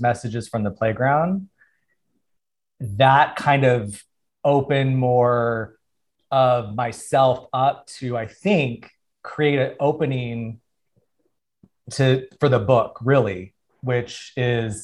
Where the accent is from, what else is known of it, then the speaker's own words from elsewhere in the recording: Tucson, Arizona, United States; now in Los Angeles, United States; I'm from Arizona, Tucson, Arizona